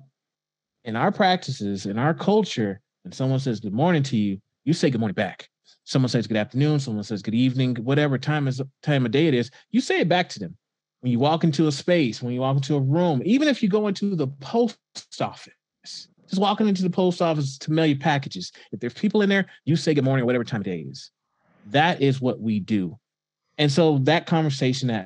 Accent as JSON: {"language": "English", "town": "Houston", "region": "Texas", "country": "United States", "tie": "born or raised there", "also_born_or_lived": "Alabama / US Virgin Islands", "moved": "as an adult", "lives_now": "Idaho, United States", "said": "I grew up in Houston, Texas, and went to school there"}